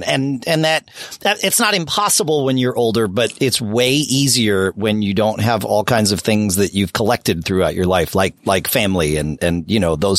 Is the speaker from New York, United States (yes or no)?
yes; New York, United States; I grew up near New York.